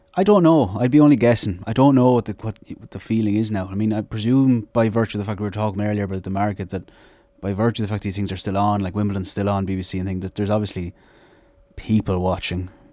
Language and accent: English; Sligo, Connacht, Ireland; growing up in Sligo